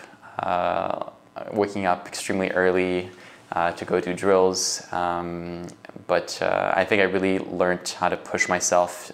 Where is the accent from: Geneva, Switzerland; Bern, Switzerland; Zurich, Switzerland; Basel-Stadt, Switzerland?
Geneva, Switzerland; moved away as an adult; now in Canada; I'm originally from Geneva, Switzerland